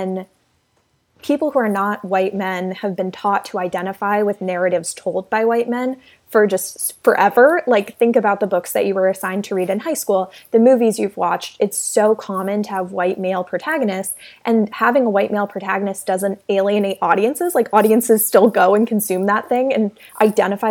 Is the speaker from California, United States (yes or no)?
no; South Carolina, United States; But I grew up in South Carolina, which is where I am right now